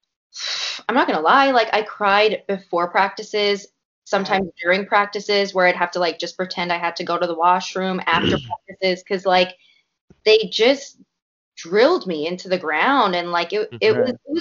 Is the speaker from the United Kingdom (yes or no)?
no; Canada; a Canadian myself